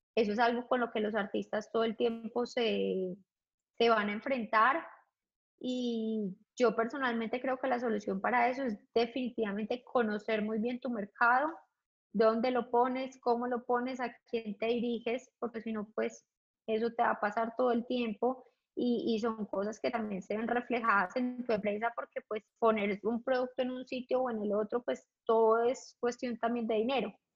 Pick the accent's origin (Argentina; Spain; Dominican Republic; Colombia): Colombia; moved away as an adult; also born or lived in London; regresar a Colombia, siendo absolutamente feliz en mi país